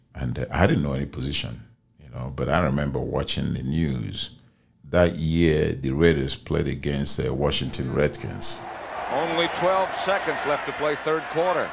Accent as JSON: {"language": "English", "country": "Nigeria", "tie": "born or raised there", "moved": "as an adult", "lives_now": "United States", "said": "my hometown in Nigeria"}